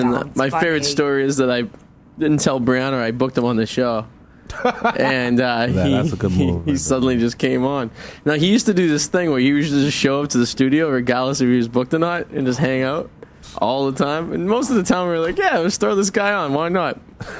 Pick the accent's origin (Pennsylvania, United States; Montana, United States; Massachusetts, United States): Massachusetts, United States; Revere; I come from the city of Revere.